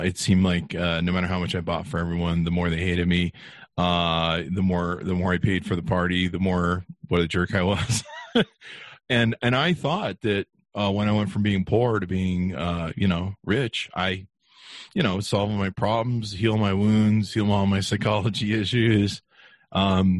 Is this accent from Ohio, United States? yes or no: no; Los Angeles, California, United States; also born or lived in Hollywood; I grew up poor, and my family, we grew up in North Hollywood